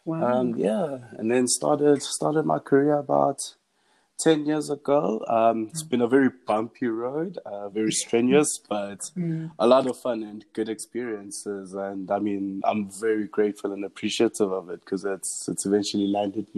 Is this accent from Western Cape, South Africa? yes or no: no; Johannesburg, Gauteng, South Africa; also born or lived in Diepkloof / Midrand; Our family's been from Joburg entire life. I was born in Diepkloof, in Barra.